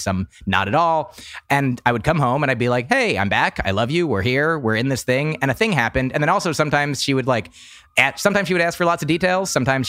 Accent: New Jersey, United States; moved away; also born or lived in Boston; I grew up in New Jersey

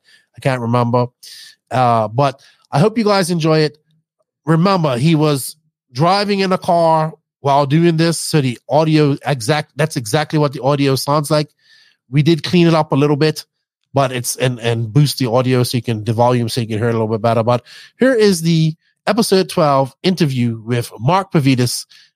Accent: Bermuda; accent: Bermudian; I tried to hide my accent a lot, because my Bermudian accent, sometimes I talk too fast. Even now, I'm not talking in my full Bermudian accent

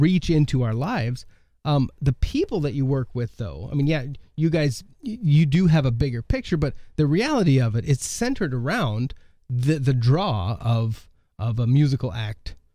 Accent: Oregon, United States; now in Millbank, United States; I grew up in Oregon

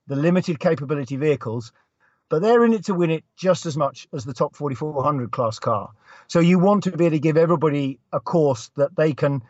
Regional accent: England, United Kingdom; moved away as an adult; now in Lampeter, United Kingdom; I'm from the United Kingdom and I grew up in England. So technically I'm English

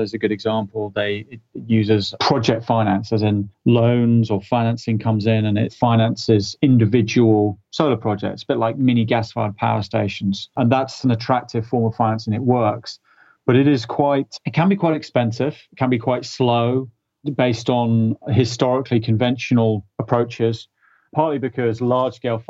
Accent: United Kingdom; being a Brit

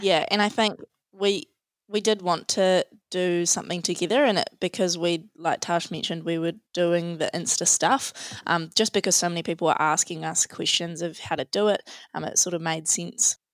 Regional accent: Tauranga, Bay of Plenty, New Zealand; also born or lived in Otago; we're both from Tauranga, we both grew up here

